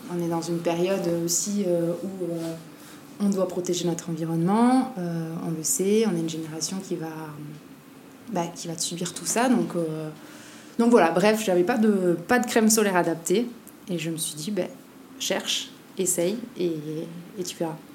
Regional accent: Basque Country, Nouvelle-Aquitaine, France; moved away as an adult; now in Tahiti, French Polynesia; je suis née au Pays Basque et j'ai grandi là-bas

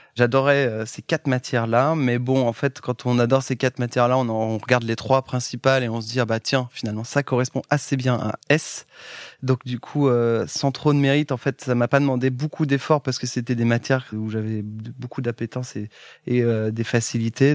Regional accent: Châteauroux, Centre-Val de Loire, France; je viens historiquement du centre de la France où je suis né à côté de Châteauroux. Enfin, je suis né à Châteauroux.

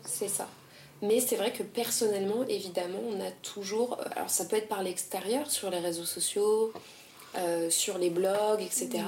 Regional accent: France; on est française

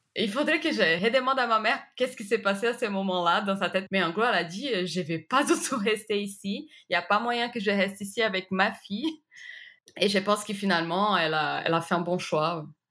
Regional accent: Recife, Pernambuco, Brazil; French is a second language; moved away as an adult; now in France; je viens de la ville de Recife au Brésil

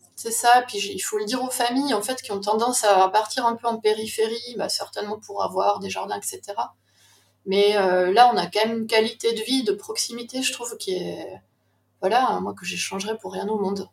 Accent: Toulouse, Occitania, France; moved away as an adult; also born or lived in Paris; now in Besançon, France; Je suis toulousaine d'origine, mais j'ai passé cinq ans à Paris pour mes études et depuis 2003, je vis à Besançon.

